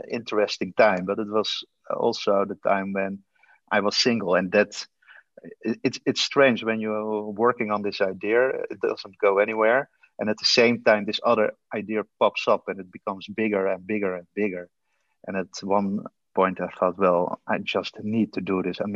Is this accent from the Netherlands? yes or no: yes; The Hague, South Holland, Netherlands; Originally, I'm from uh, The Hague. It's a city in the Netherlands.